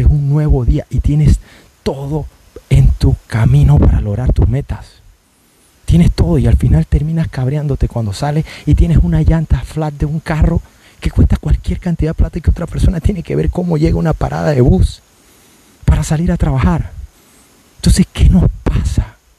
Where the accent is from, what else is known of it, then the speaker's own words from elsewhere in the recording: Panama; somos buenos panameños